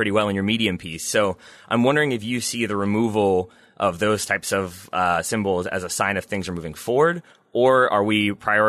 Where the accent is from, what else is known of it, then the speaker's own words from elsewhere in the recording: Richmond, Virginia, United States; for me growing up in Richmond